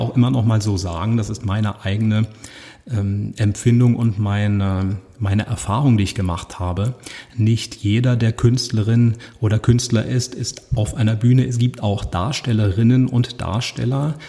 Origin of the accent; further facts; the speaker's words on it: Usingen, Hesse, Germany; first language German; Ich bin in Using geboren und das ist eine Kleinstadt